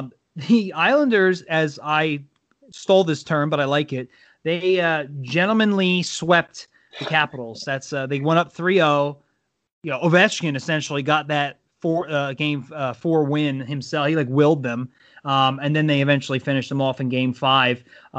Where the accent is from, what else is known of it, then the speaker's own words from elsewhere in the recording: United States; I'm so American sometimes.